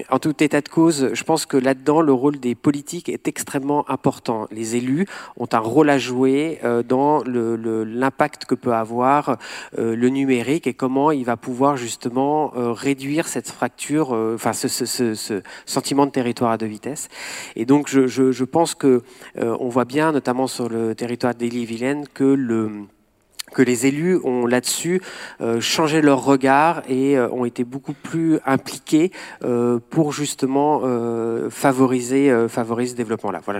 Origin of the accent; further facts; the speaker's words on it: Paris, Île-de-France, France; Moi, je viens personnellement de Paris, euh, je, suis entrepreneur à côté, et je n'aurais pas pu entreprendre tel que je l'ai fait si je l'avais fait à Paris